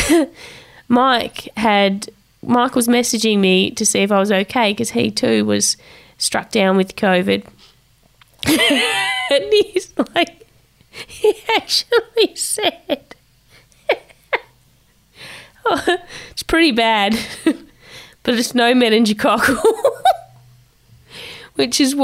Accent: Tasmania, Australia; She was in Tassie at the time of filming the video, which is my hometown

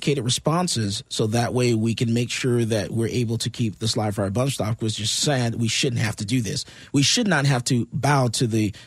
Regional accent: Missouri, United States; I'm from Missouri, the show me state

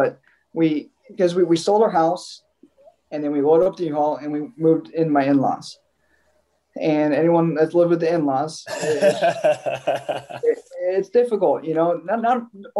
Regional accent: Southwest Iowa, United States; moved away as an adult; also born or lived in Southeast Nebraska; now in Pennsylvania, United States; I spent my whole life in Iowa, you know, grew up in Southwest Iowa, crossed the river to go to high school

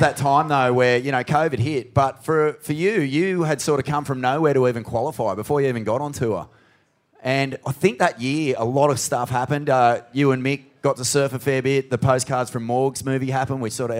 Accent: Australia; As an Australian surf fan

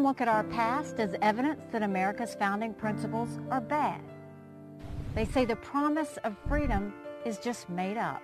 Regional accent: South Carolina, United States; I was born and raised in South Carolina

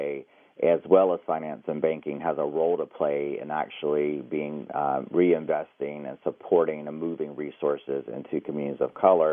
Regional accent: United States; being Native American.

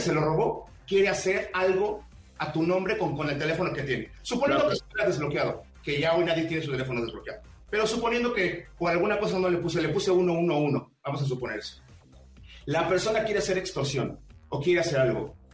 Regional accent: Mexico; No soy extranjero, soy mexicano como ustedes.

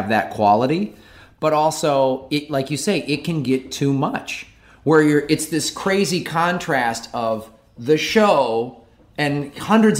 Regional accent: Chicago, Illinois, United States; moved away as an adult; also born or lived in Tucson, Arizona; now in Los Angeles, United States; I'm from Chicago originally

